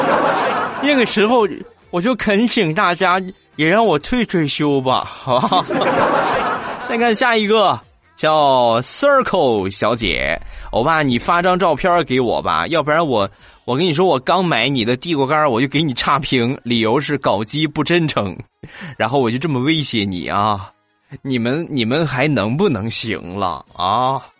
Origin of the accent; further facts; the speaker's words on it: Rizhao, Shandong, China; 日照飞机场离我们家不到两公里，我们家就在日照机场的附近，这是我的老家啊